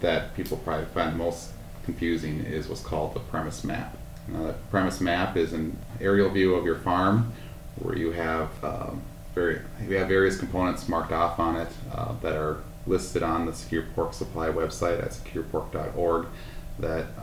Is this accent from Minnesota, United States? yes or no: yes; Upsala, Minnesota, United States; also born or lived in Northeast Iowa; now in Pipestone, United States; I'm originally from Upsala, Minnesota, so about a half hour northwest of St. Cloud.